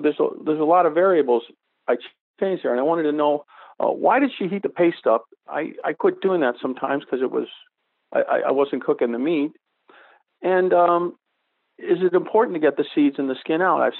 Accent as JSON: {"language": "English", "town": "Saugus", "region": "Massachusetts", "country": "United States", "said": "I'm originally from Saugus, Massachusetts, which is just north of you."}